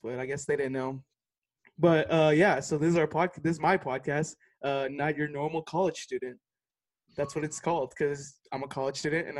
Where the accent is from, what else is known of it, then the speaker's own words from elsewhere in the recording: Texas, United States; moved away as an adult; now in Missouri, United States; But I'm 22. I'm from Texas. I live in Missouri right now, but this quarantine stuff, can't go back to Texas right now